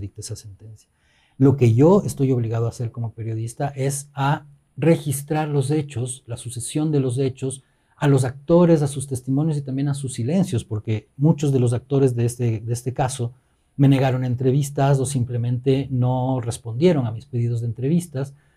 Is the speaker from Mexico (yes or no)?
no; Ecuador; nuestra identidad como ecuatorianos